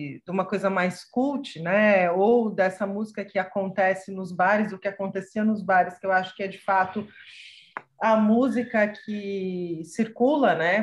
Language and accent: Portuguese; São Paulo, Brazil; eu sou nascida e criada em São Paulo